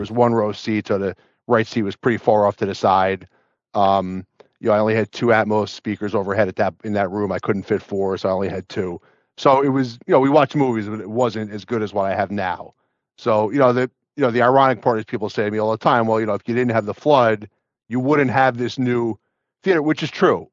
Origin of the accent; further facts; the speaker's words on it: New Jersey, United States; I'm from New Jersey